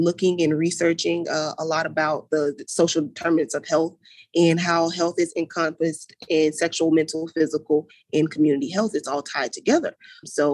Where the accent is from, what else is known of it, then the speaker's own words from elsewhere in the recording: Gainesville, Florida, United States; moved away as an adult; now in Jacksonville, United States; I come from that east side part of Gainesville